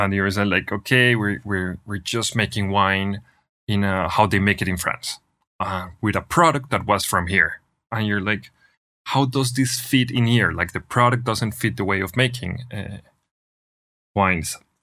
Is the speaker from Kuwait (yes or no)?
no; Manizales, Caldas, Colombia; moved away as an adult; now in Argentina; born and raised in Colombia, in, in a, in, in Manizales, Colombia, which is in the middle of the coffee region